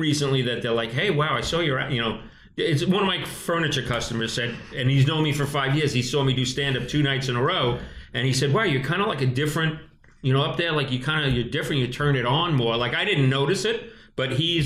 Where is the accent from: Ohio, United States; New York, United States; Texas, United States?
New York, United States; Five Towns, Long Island; We grew up in the Five Towns, considered everyone was a doctor or lawyer